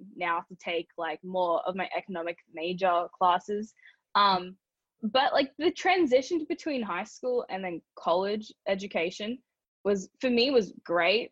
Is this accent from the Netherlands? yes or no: no; Brisbane, Queensland, Australia; moved away as an adult; also born or lived in Culver City, Los Angeles; now in Los Angeles, United States; I'm from Brisbane, Australia.